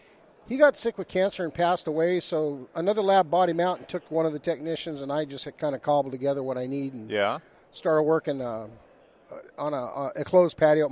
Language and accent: English; Santa Maria, California, United States; moved away as an adult; now in Broken Arrow, United States; Originally Santa Maria, California.